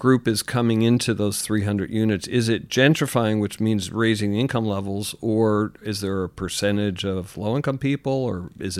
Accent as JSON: {"language": "English", "town": "Philadelphia", "region": "Pennsylvania", "country": "United States", "tie": "born or raised there", "said": "Philadelphia, an affordable city in my hometown, but an affordable city to begin with."}